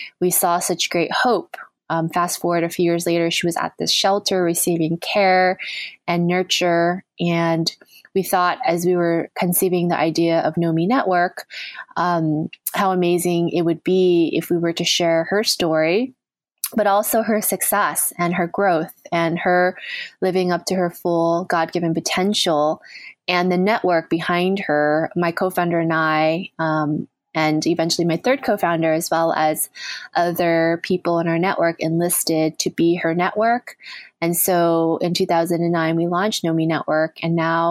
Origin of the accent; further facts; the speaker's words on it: United States; now in New York City, United States; growing up in the United States